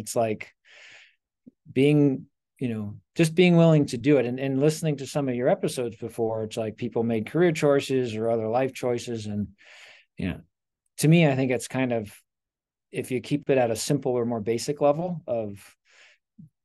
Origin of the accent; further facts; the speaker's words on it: Reston, Virginia, United States; moved away as an adult; also born or lived in Sterling, Virginia; now in Denver, United States; Born and raised in Reston and then Sterling.